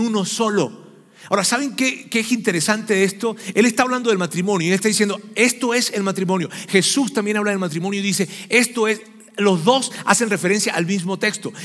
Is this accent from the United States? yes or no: no; Venezuela; los que somos venezolanos sabemos que los diciembre lo que hay es gaita y es pan de jamón